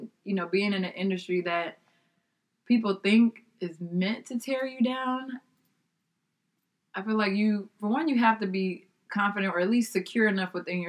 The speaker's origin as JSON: {"language": "English", "country": "Nigeria", "said": "I said, I'm Nigerian."}